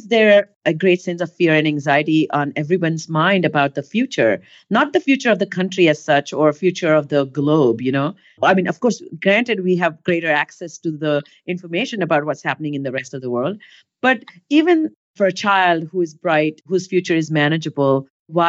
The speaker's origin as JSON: {"language": "English", "country": "India", "tie": "born or raised there", "moved": "as an adult", "lives_now": "United States", "said": "growing up in India"}